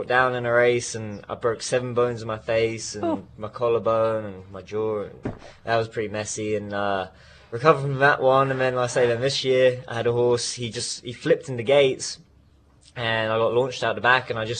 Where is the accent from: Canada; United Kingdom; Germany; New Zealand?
United Kingdom; Newmarket, East of England; moved away as an adult; now in United States; born and raised in Newmarket.